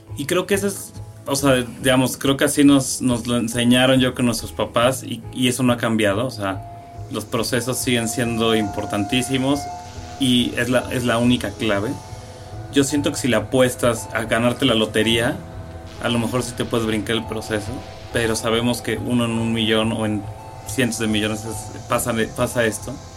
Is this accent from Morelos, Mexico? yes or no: yes; Cuernavaca, Morelos, Mexico; moved away as an adult; now in Mexico City, Mexico; yo llego a los 18 años de Cuernavaca